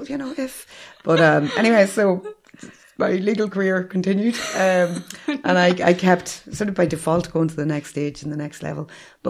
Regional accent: County Armagh, Northern Ireland, United Kingdom; moved away as an adult; also born or lived in Tyrone / Manchester, England; now in Dublin, Ireland; I grew up in County Armagh in a wee village called Mahre. Mm-hmm. It's at the bottom left-hand corner of Lough Neagh.

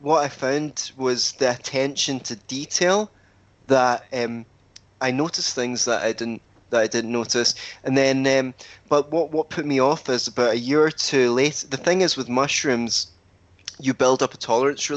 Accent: Scotland, United Kingdom

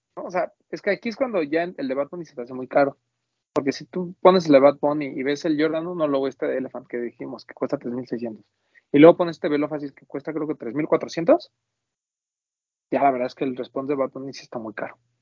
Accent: Mexico; como mexicano

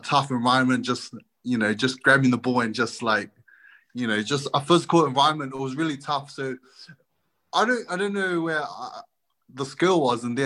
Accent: Auckland, New Zealand; moved away; I was born in South Auckland, Mangere, which is a pretty tough neighborhood, but it was really enjoyable. I had a lot of kids outside to play

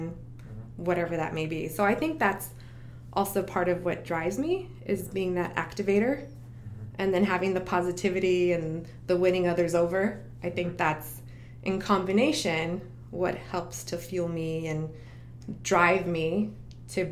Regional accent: El Paso, Texas, United States; moved away as an adult; now in Orlando, United States; I grew up in El Paso, Texas

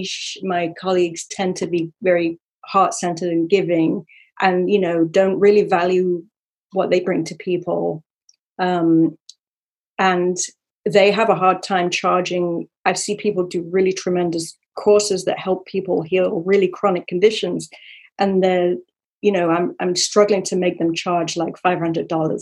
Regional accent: Sherwood Forest, East Midlands, United Kingdom; I'm from Sherwood Forest, Robin Hood country.

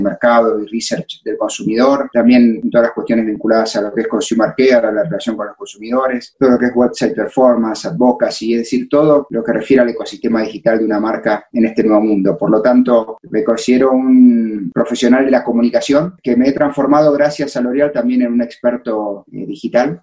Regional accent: Argentina; accent: argentino; moved away as an adult; now in Mexico; yo soy argentino

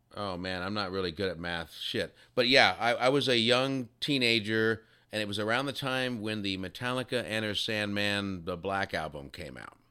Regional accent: Texas, United States; I'm from Texas.

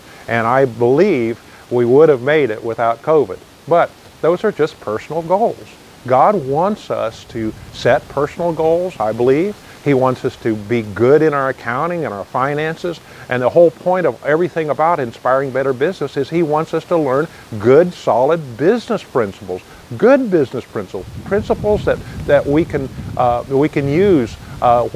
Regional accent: United States; I'm already an American

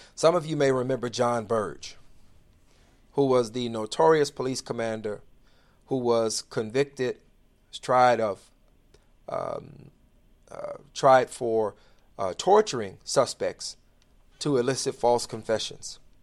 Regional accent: Inglewood, United States; I grew up in the inner city. I grew up in Inglewood

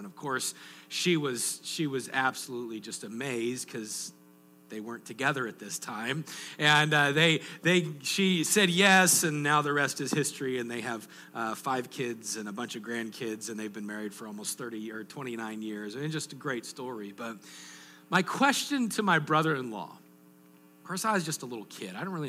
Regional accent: Colorado, United States; moved away; growing up in Colorado, we actually went to Chinese food on Christmas Day.

